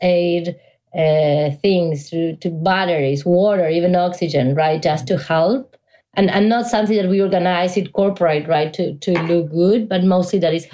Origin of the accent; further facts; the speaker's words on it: Argentina; moved away as an adult; now in United States; I'm originally from Argentina, so I've been living in the US since 2007.